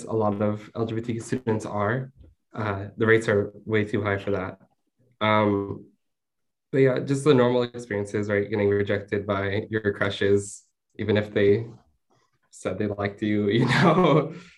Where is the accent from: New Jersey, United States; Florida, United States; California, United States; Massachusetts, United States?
California, United States; Southern; I'm from Southern California